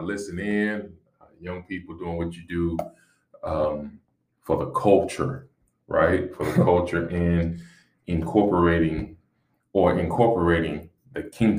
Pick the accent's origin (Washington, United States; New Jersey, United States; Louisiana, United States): Louisiana, United States; Shreveport; now in Texas, United States; I am originally from Shreveport, Louisiana. I'm a Louisiana boy through and through. Who Dat Nation all day.